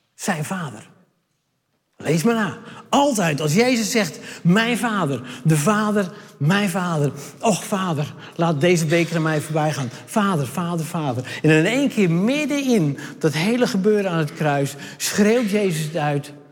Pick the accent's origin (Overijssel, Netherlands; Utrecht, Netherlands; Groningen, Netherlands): Overijssel, Netherlands; Hardenberg; ik kom uit Hardenberg